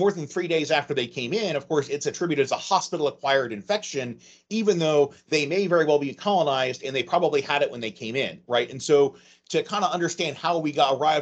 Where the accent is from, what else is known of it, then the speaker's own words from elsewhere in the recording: Ohio, United States; moved away as an adult; also born or lived in Bethesda, Maryland / Portsmouth, Ohio; I grew up in Ohio